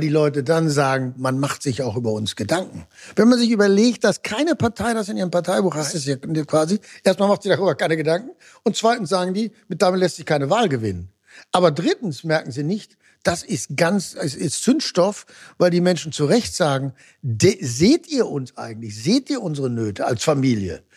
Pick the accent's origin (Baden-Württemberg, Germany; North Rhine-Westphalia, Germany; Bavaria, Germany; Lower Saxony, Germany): North Rhine-Westphalia, Germany; Ruhr area; ich komme nun aus dem Ruhrgebiet, das war sehr stark sozialdemokratisch